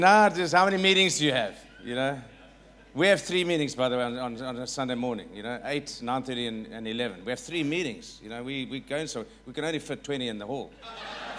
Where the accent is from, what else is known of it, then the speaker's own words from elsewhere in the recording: South Africa; I'm going to try my best as a South African